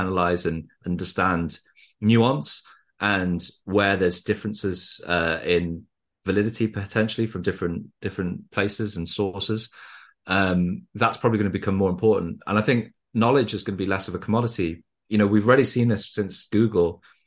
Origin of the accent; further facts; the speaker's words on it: Wales, United Kingdom; now in Newcastle, United Kingdom; I grew up in Wales